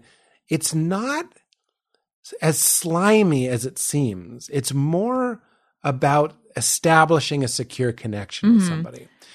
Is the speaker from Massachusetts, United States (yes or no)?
yes; Boston, Massachusetts, United States; I'm from Boston.